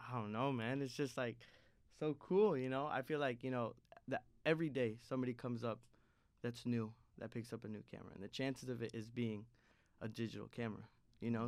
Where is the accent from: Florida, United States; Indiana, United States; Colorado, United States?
Indiana, United States; moved away as an adult; now in Chicago, United States; Indiana has always, is part of my identity. I'm an Indianimal.